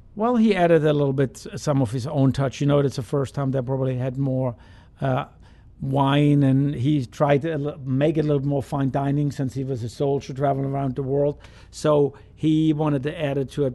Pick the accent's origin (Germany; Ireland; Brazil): Germany; now in Louisiana, United States; me being German